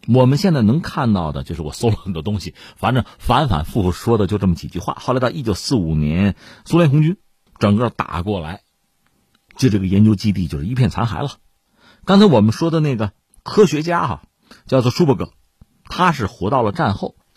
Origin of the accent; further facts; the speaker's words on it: China; 连我作为一个普通中国公众我都受不了